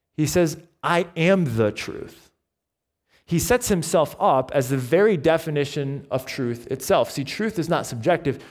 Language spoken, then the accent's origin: English; Binghamton, New York, United States; moved away as an adult; also born or lived in Owego, New York / Taipei, Taiwan / Bridgewater; I was born in Owego, and then I grew up on the south side of Binghamton